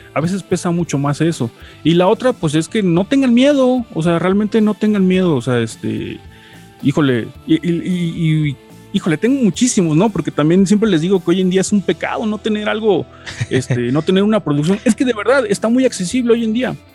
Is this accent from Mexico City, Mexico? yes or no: no; Veracruz, Mexico; now in Puebla, Mexico; aunque no soy de acá, soy de Veracruz